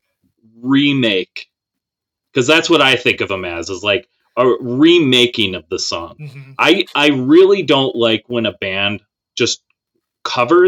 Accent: Minnesota, United States; we're from Minnesota

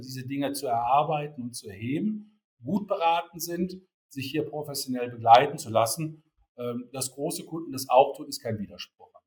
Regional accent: Rhineland, Germany; ich komme gebürtig aus dem Rheinland

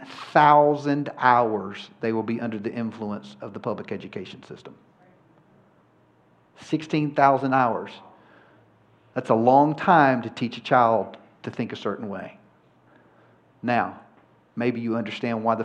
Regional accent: Georgia, United States; I'm from Georgia

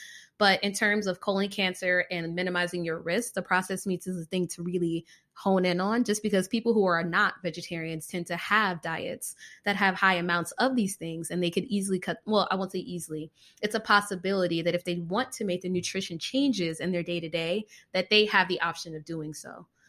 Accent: Florida, United States; I'm a Floridian.

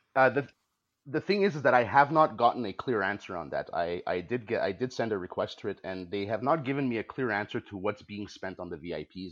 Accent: Canada; I consider myself Canadian. I'm a very proud Canadian. I'm proud of my nation.

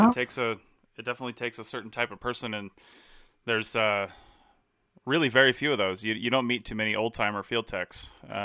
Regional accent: Southeast, United States; I came from the Southeast out this direction. I don't know that I'll ever go back.

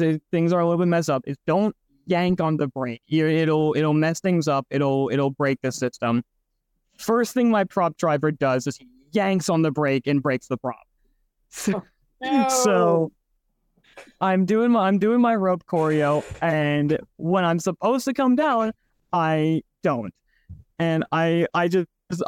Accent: Oregon, United States; I was born in Oregon, raised there for a while

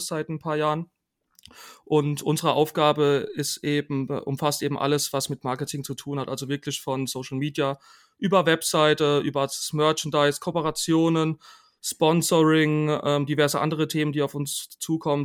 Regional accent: Rhineland-Palatinate, Germany; now in Karlsruhe, Germany; ich komme ursprünglich aus der Pfalz

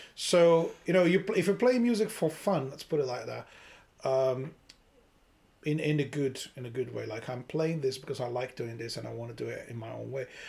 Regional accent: Brazil; moved away; I grew up in Brazil.

